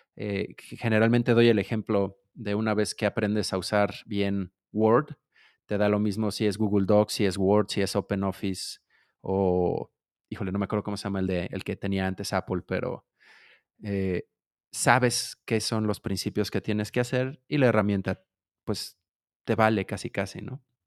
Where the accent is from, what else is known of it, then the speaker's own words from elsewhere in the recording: Mexico City, Mexico; de la Ciudad de México, mexicano, chilango, dirían algunos